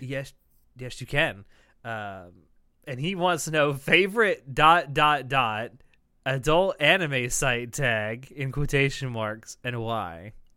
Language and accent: English; the South, United States; I am from the South